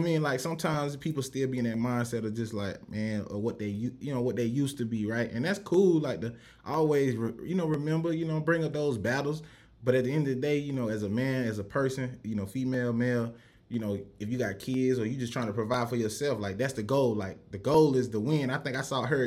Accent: Rock Hill, South Carolina, United States; growing up in Rock Hill

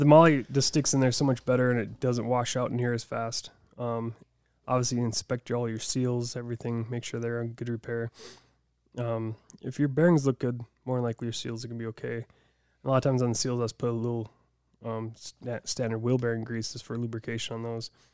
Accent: Deadwood, South Dakota, United States; I grew up in Deadwood

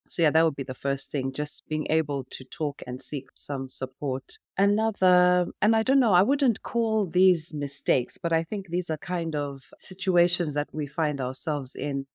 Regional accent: Zimbabwe; now in United Kingdom; growing up in Africa and in Zimbabwe

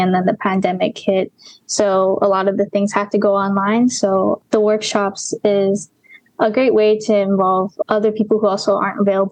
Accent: Mililani, Hawaii, United States; also born or lived in Kapahulu; I grew up in Mililani, Oahu.

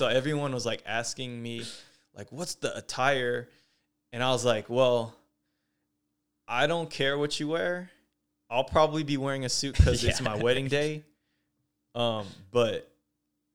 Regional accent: Fair Oaks, California, United States; I grew up near Fair Oaks, which there's chickens wandering around all the time

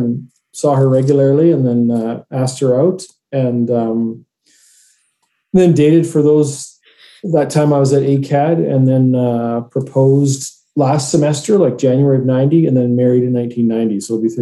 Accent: Grand Forks, British Columbia, Canada; moved away as an adult; also born or lived in New Westminster, British Columbia / Burnaby, British Columbia / Alberta; So I sort of grew up half New West Burnaby and sort of half Grand Forks by the time I completed high school and moved to Alberta.

